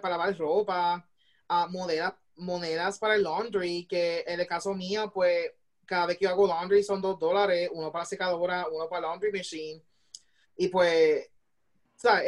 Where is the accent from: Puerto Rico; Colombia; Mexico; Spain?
Puerto Rico; moved away as an adult; now in Illinois, United States; ser parte o sea, de la diáspora y de hacer una diferencia como puertorriqueño aquí en los Estados Unidos